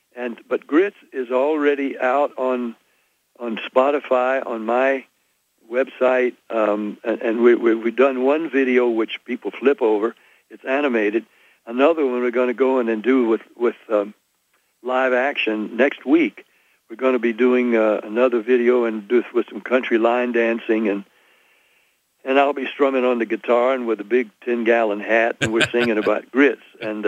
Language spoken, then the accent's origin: English; Nashville, Tennessee, United States; I'm from Tennessee, and in Nashville